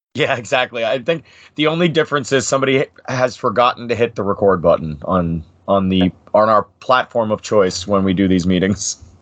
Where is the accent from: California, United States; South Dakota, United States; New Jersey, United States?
New Jersey, United States; Bergen County; I was born and was and raised in Bergen County, New Jersey